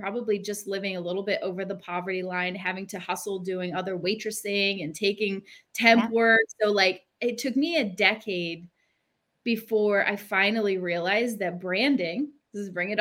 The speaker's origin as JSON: {"language": "English", "town": "Philadelphia", "region": "Pennsylvania", "country": "United States", "tie": "born or raised there", "said": "I grew up in the Northeast in Philly in a bad neighborhood"}